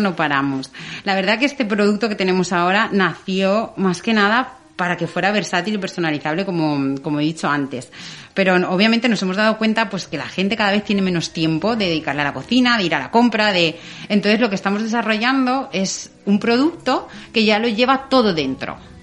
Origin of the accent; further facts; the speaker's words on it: Valencian Community, Spain; como valenciana que soy